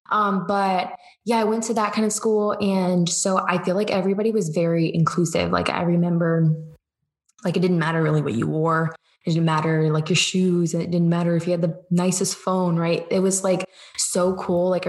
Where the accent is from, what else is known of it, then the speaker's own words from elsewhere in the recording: Georgia, United States; also born or lived in Cleveland; And so I used to say I'm from Cleveland, but I'm officially been in Georgia longer. Mm-hmm. So um, when I was seven, I came to Georgia and I've just lived here.